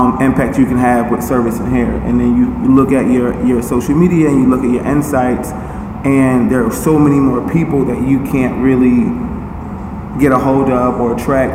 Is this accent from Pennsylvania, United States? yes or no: yes; Philadelphia, Pennsylvania, United States; I was born and raised in North Philly.